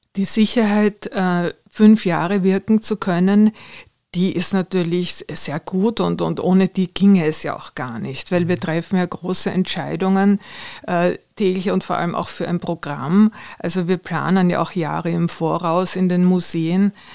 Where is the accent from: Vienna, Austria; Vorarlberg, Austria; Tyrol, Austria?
Vienna, Austria; Ich bin ja in der Nähe des Belvedere aufgewachsen